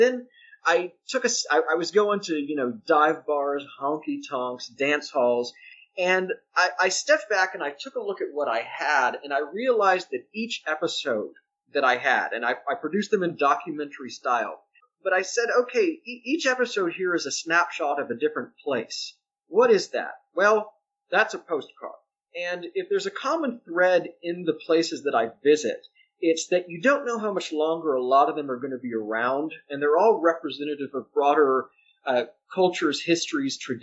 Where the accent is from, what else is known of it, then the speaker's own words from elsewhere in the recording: Austin, Texas, United States; now in New York, United States; I'm originally from Austin, Texas